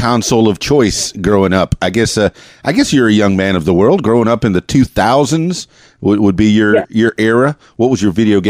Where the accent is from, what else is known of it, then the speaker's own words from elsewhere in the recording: Florida, United States; I know I grew up in the Florida Keys in South Florida, and I did a lot of saltwater fishing.